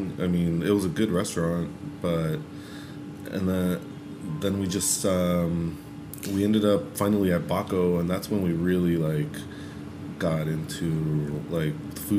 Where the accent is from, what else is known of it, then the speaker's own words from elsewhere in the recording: San Luis Rio Colorado, Sonora, Mexico; now in Los Angeles, United States; I had taken Jen to my hometown to eat some of the tacos that I loved.